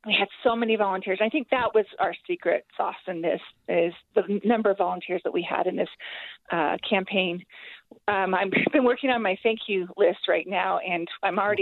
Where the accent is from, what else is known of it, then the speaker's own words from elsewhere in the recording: Kearns, Utah, United States; I come from Kearns, and in Kearns, we don't have money